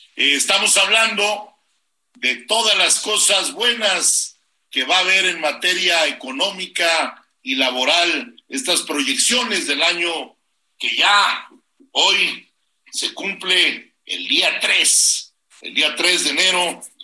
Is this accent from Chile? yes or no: no; Mexico; nuestro país